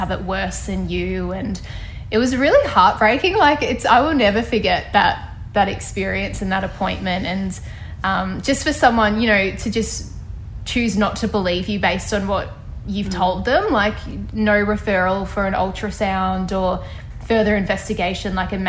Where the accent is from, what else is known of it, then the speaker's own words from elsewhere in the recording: Ballarat, Victoria, Australia; moved away as an adult; now in Sydney, Australia; a doctor in my hometown of Ballarat